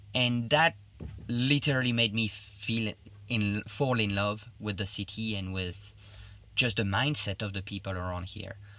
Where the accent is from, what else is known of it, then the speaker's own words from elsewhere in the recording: Liège, Wallonia, Belgium; English is a second language; moved away as an adult; now in China; I'm originally from Liège in Belgium, which is in the French part of Belgium